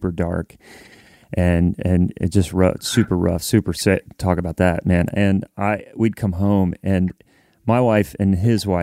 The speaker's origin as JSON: {"language": "English", "town": "Columbus", "region": "Ohio", "country": "United States", "tie": "born or raised there", "moved": "as an adult", "lives_now": "Nashville, United States", "said": "growing up in Columbus, not knowing any country music."}